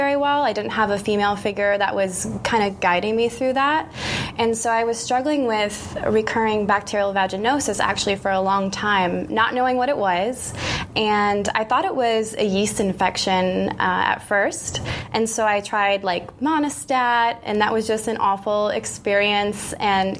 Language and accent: English; Iowa, United States; moved away as an adult; now in Bay Area, United States; I was actually freelancing back in my hometown in Iowa at the time